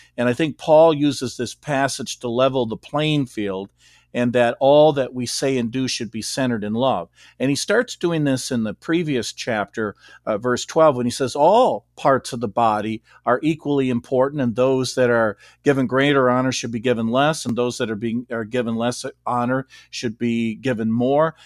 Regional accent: Beloit, Wisconsin, United States; moved away as an adult; also born or lived in Rockford, Illinois / Saint Louis, Missouri / Scituate, Massachusetts; I grew up in Beloit, Wisconsin, and I lived here until nineteen eighty-seven.

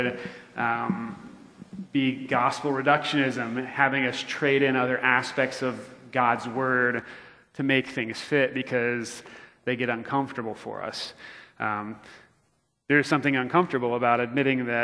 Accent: Florida, United States; now in Missouri, United States; growing up in Florida

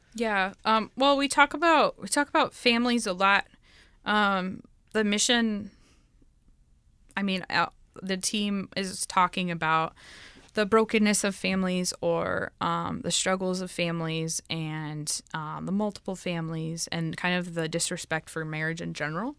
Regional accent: United States; moved away as an adult; now in Dominican Republic; I'm from the United States

